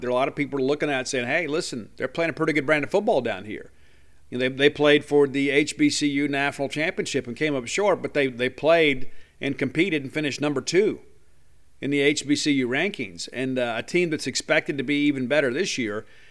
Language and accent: English; Columbia, Mississippi, United States; Kentrell Bullock is a guy from my hometown